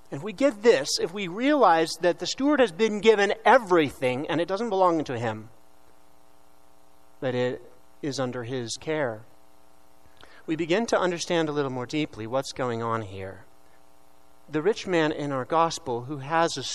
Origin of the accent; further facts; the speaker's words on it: Tulsa, Oklahoma, United States; I'm from the Diocese of Tulsa, Oklahoma. So if my accent comes out, please pardon me.